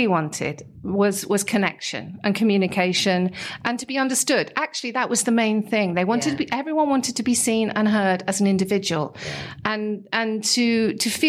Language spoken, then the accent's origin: English; United Kingdom; we're British